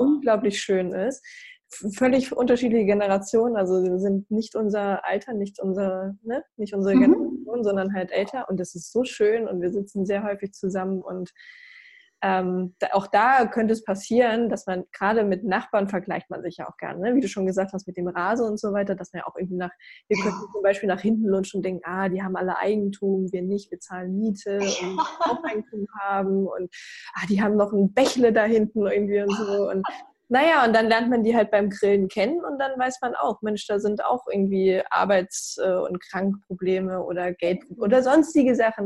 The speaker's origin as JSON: {"language": "German", "region": "Brandenburg", "country": "Germany", "tie": "born or raised there", "said": "ich komme aus dem Osten, ich komme aus Brandenburg"}